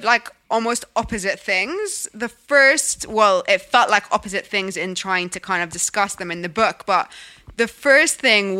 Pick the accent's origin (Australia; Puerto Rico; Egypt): Egypt; now in London, United Kingdom; I didn't think this is because I'm from Egypt and this is because I live in London.